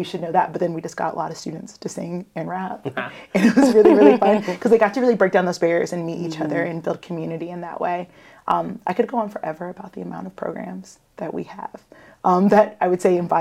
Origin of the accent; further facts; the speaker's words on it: Savannah, Georgia, United States; now in Augusta, United States; I grew up in Savannah